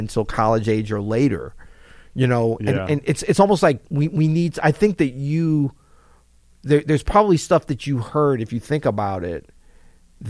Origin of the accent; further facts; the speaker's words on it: St. Louis, Missouri, United States; we grew up in St. Louis.